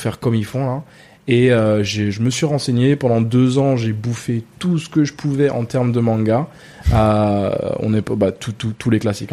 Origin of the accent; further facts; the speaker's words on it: Ghana; French is a second language; moved away as an adult; now in France; très tôt. Euh, très tôt, on a déménagé au Ghana et j'ai grandi là-bas. J'ai passé presque 20